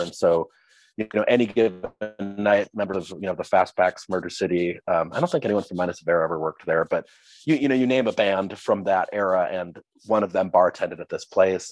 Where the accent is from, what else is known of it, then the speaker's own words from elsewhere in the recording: Minneapolis, Minnesota, United States; I was born and raised in the Twin Cities, Minneapolis, St. Paul.